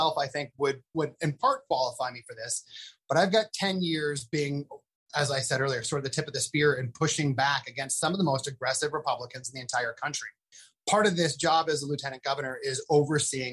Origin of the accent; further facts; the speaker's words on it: Philadelphia, Pennsylvania, United States; my experience as a Philadelphian